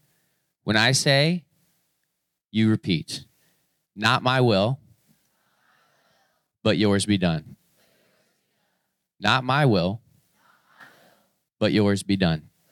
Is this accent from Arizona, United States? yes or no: no; Florida, United States; moved away; I grew up in Florida